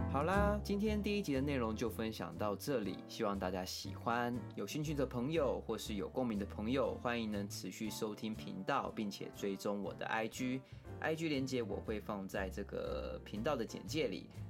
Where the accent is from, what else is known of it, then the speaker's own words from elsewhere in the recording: Taiwan; 自己本身从小在都市读书嘛，一直到了现在，那很多原住民传统的东西我是没有参加过或是体验过